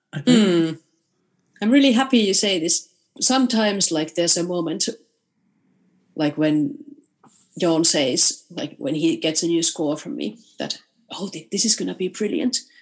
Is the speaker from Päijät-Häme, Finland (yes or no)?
no; Rovaniemi, Lapland, Finland; in Rovaniemi, um, in my hometown when I was playing the piano